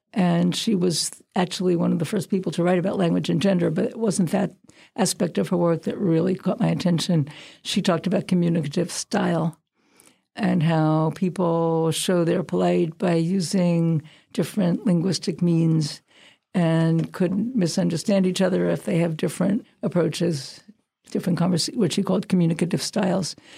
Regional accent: Brooklyn, New York, United States; moved away; I'm from Brooklyn

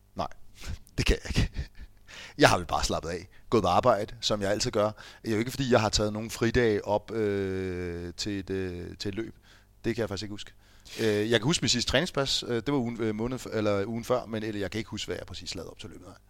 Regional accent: Fredensborg, Capital Region of Denmark, Denmark

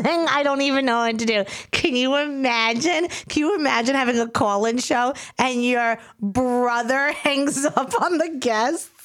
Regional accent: New York, United States; accent: New York

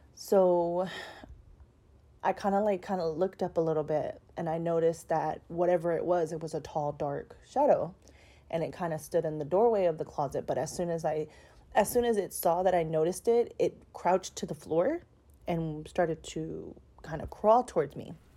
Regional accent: Houston, Texas, United States; I'm from Houston, Texas

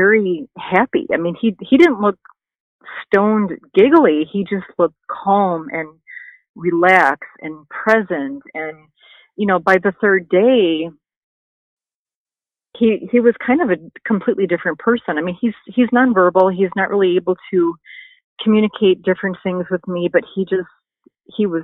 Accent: Wisconsin, United States; moved away as an adult; also born or lived in Missouri; now in California, United States; We're from Wisconsin, you know, there's really no medical program there

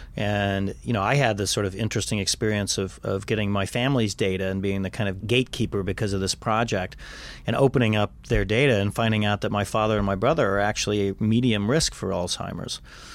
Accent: Kansas, United States; But when I was growing up in Kansas, they were still spraying this stuff.

